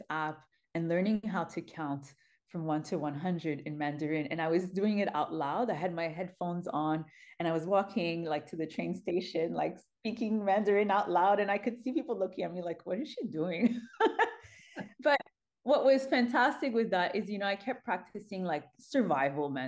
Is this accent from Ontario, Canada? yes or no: no; Montreal, Quebec, Canada; I'm born and raised in Montreal